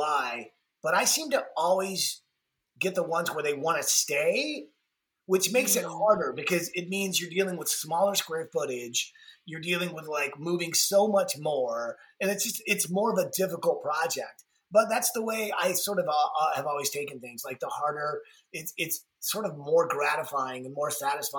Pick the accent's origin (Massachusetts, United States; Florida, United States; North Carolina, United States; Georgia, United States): Georgia, United States; Atlanta; being born and raised in Atlanta